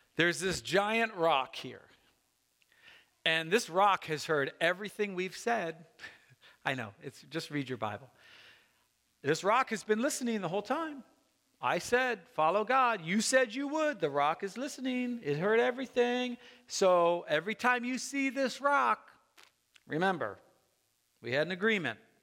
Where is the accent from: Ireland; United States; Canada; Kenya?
United States; I love being an American